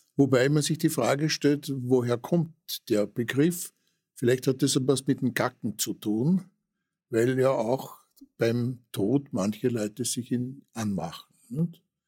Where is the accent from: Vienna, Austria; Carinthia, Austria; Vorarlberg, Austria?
Vienna, Austria; wir waren ja in Otterkring daheim